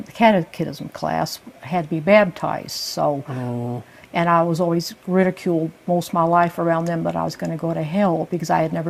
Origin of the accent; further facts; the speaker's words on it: La Mesa, California, United States; moved away as an adult; also born or lived in San Diego, California; now in Garland, Texas, United States; I was born in San Diego, California, but grew up in La Mesa, which is a suburb about 10 miles east of San Diego.